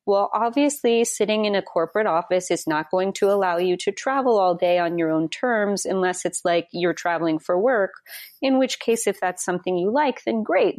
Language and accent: English; Wyoming, United States; moved away; I'm from Wyoming originally